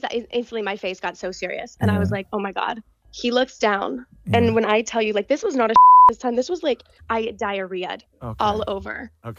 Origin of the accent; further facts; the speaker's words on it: Pittsburgh, Pennsylvania, United States; I'm from Pittsburgh, Pennsylvania.